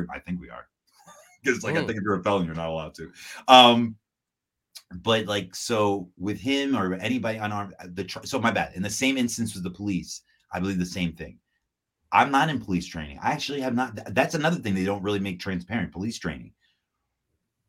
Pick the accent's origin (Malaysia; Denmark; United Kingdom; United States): United States; New York City, New York; I'm from Southside Jamaica, Queens.